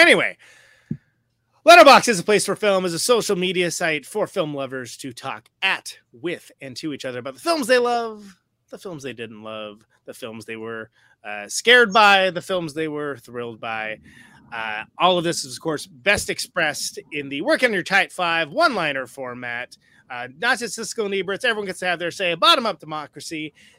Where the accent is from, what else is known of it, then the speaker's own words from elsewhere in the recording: Oakland, California, United States; I'm from Oakland. That's just how I think, right?